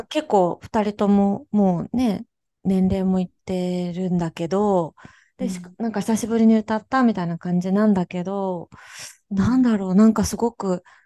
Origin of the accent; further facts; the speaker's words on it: Kansai, Japan; 私は、あの、なんか、関西出身